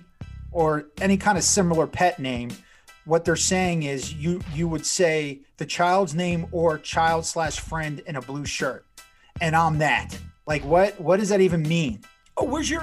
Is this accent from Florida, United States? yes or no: yes; South Florida, United States; I grew up in South Florida